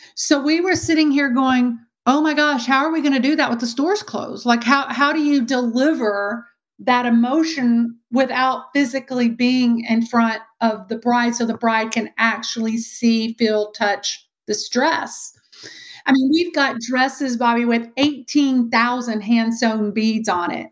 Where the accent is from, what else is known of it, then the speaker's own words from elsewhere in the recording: Texas, United States; accent: Texan; Born and raised Texan, which you probably see, you know, can hear by my accent.